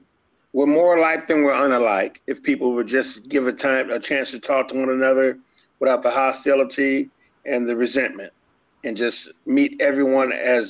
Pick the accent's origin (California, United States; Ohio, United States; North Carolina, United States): California, United States; Los Angeles; now in Tennessee, United States; I'm a Texan at heart, man. My family's from there, except for me. I'm born and raised in L.A., but mom and dad are Texans.